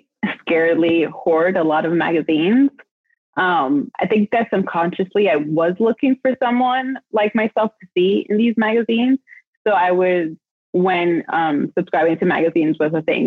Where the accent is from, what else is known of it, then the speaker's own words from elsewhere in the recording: New York City, New York, United States; I was born and raised in New York City